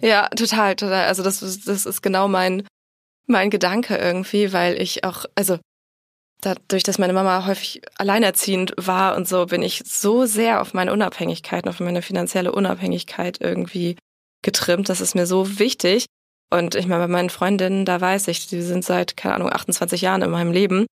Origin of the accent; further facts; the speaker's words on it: Bremen, Germany; dann bin ich zuletzt in Bremen groß geworden